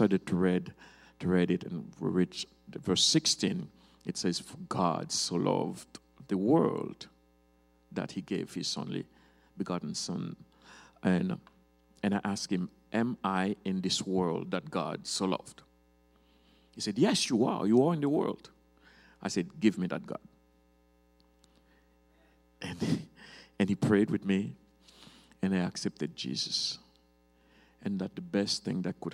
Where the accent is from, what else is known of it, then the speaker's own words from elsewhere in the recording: Cap-Haïtien, Nord, Haiti; also born or lived in Georgia, United States; I am originally from Haiti, in Cap Haitien, the northern part of Haiti.